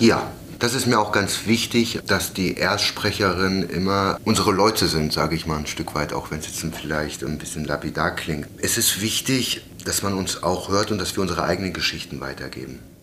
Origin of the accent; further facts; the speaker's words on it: Germany; wir uns deutsche Sinti grundweg als deutsches Sinti und auch als Deutsche verstehen